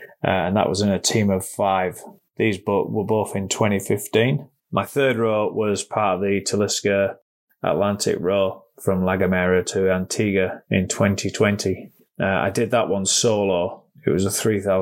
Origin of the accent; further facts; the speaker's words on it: York, Yorkshire and the Humber, United Kingdom; I'm from York in North Yorkshire